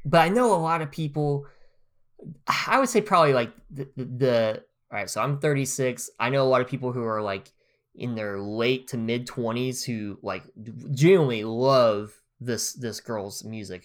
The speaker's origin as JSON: {"language": "English", "town": "Grove", "region": "Oklahoma", "country": "United States", "tie": "born or raised there", "moved": "yes", "said": "I could live in my hometown, in Grove"}